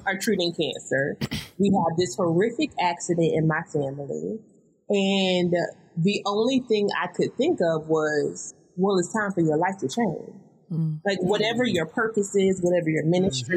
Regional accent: the South, United States; I'm from the South, y'all. You may hear it in my voice.

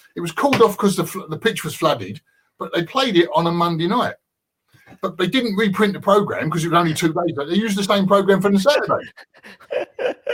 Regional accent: London, United Kingdom; I grew up in Green Street

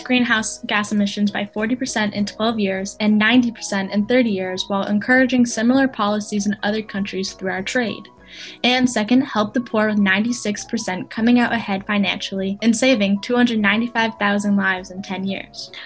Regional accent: Windham, New Hampshire, United States; from Windham, New Hampshire

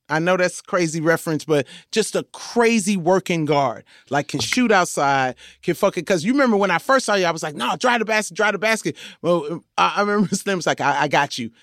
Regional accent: Compton, California, United States; I am from Compton

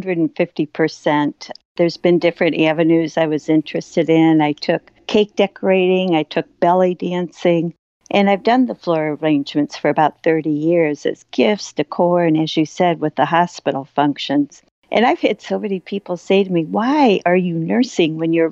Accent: St. Louis, Missouri, United States; I grew up in St. Louis

